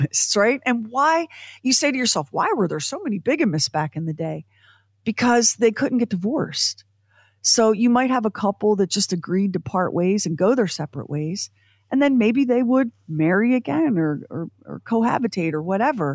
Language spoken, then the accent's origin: English; United States; as an American, born when I was born